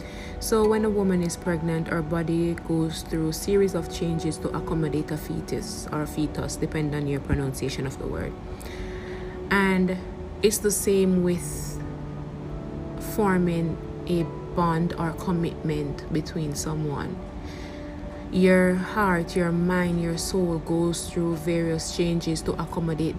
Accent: Jamaica; I am also a Jamaican

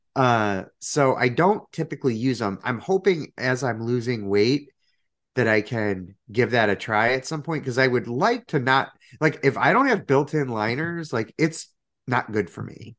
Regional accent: Chicago, Illinois, United States; being a Chicagoan

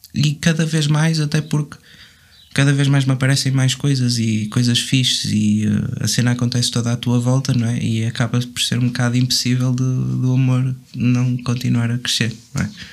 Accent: Vila Nova de Gaia, Norte, Portugal; sou, sou de Golpilhares. Ninguém sabe o que é que isso é, muito provavelmente. Mas é em Gaia.

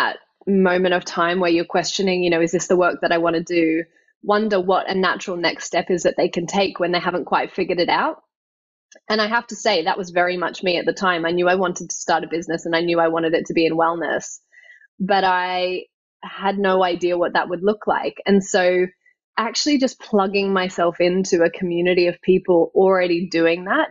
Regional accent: Australia; moved away as an adult; now in London, United Kingdom; growing up in Australia

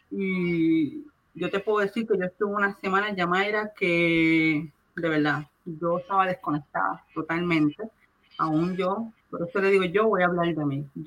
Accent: Puerto Rico; now in United States; Y si yo vine de Puerto Rico, no fue por las excusas que si estudio, que si lo otro, no, es porque Dios me llamó y Él fue el que me movió aquí a Estados

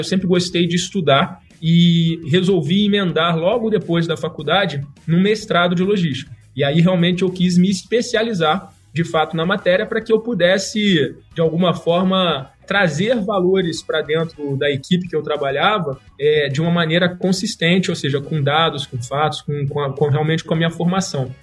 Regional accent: Rio de Janeiro, Brazil; accent: carioca; eu sou um carioca, eu acho que o sotaque não nega

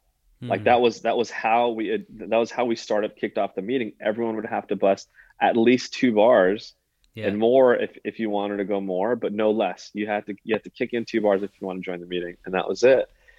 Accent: the Bay Area, California, United States; moved away as an adult; also born or lived in Orange County, California; now in Southern California, United States; I'm from the Bay. I've lived in SoCal for 20 years. Nothing's ever going to take the Bay out of me.

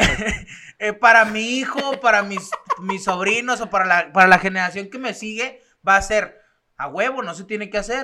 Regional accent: Mexico; also born or lived in Torreón; somos mexicanos

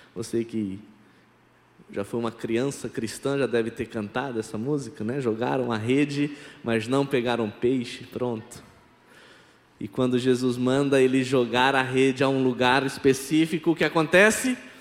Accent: Campinas, São Paulo, Brazil; first language Brazilian Sign Language; Portuguese is a second language; moved away as an adult; now in Petrolina, Brazil; eu sou natural de Campinas, São Paulo, e há mais de 15 anos eu estou morando em Petrolina, Pernambuco

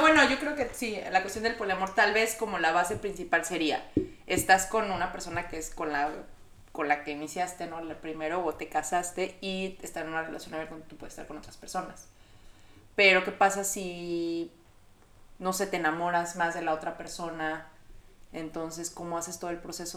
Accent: Mexico; todos somos mexicanos, latinos

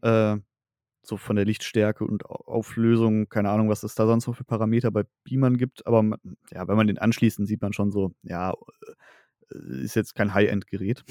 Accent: Sauerland / Ruhr area, North Rhine-Westphalia, Germany; born or raised there

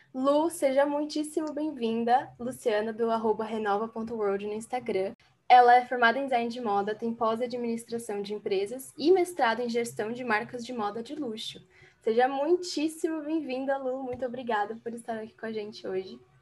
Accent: São Paulo, Brazil; also born or lived in Guarulhos; eu sou de São Paulo. Aqui está um pouco nublado também, aqui na cidade que eu, eu moro, que é em Guarulhos

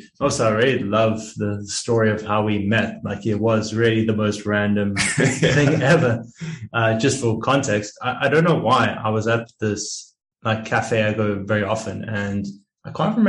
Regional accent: South Africa; born there; moved away; So I'm a South African born, but I've been traveling and working online for about 5 years now, you could say.

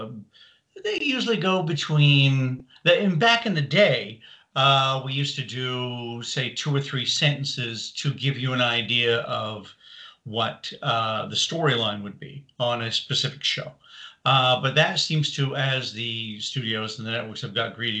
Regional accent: Canada; moved away as an adult; also born or lived in Britain (born); now in Los Angeles, United States; Originally from Canada, moved to LA 1984

